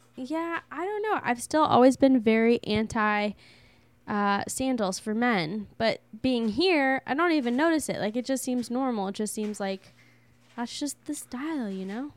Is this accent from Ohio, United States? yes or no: no; California, United States; we're coming from California